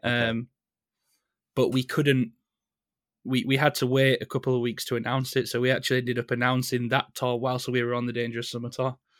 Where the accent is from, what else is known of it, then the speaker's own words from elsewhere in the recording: Leeds, Yorkshire and the Humber, United Kingdom; I'm from Leeds. Right. Uh, I've I've lived in Leeds all my life.